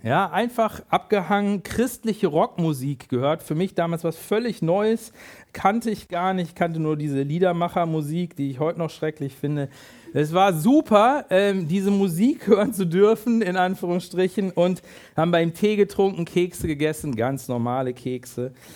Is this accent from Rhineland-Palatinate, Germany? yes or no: no; near Hanover, Lower Saxony, Germany; ich bin in der Nähe von Hannover groß geworden